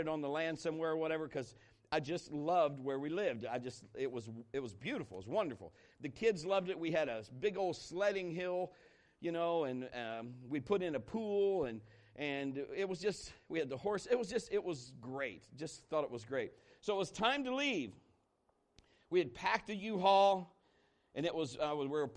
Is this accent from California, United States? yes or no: no; Marion, Ohio, United States; moved away as an adult; I was born and raised here in Marion, Ohio. I went to high school here in Marion, Ohio